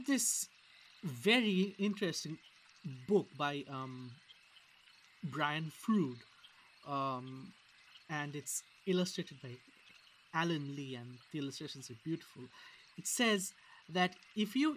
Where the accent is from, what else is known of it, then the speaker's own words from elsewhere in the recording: India; moved away; I come from India